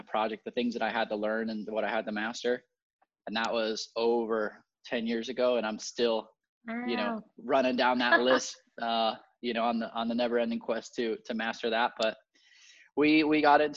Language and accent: English; Puerto Rico; I was born and raised in Puerto Rico